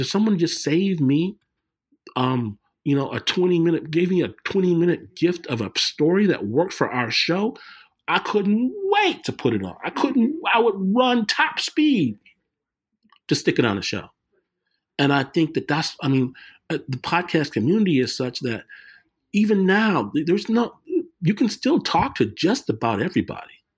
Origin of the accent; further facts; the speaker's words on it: Detroit, Michigan, United States; me growing up in Detroit